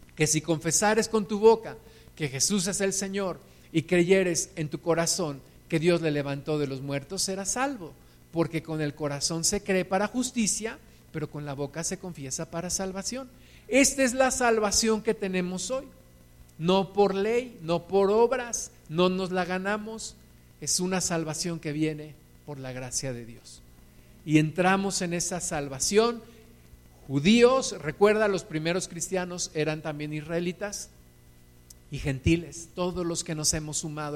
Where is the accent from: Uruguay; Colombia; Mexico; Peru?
Mexico; Todos nosotros, según yo sé, nacimos en México, somos mexicanos